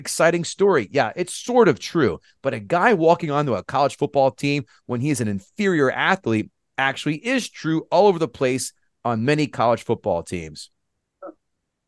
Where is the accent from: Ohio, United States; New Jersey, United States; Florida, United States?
New Jersey, United States; I'm from Jersey